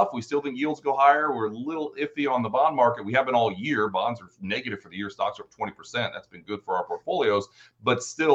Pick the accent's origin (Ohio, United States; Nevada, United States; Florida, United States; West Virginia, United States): Ohio, United States; Cincinnati; I am originally from Cincinnati